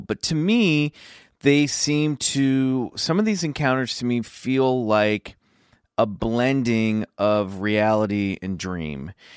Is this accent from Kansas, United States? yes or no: yes; Kansas, United States; I grew up in Kansas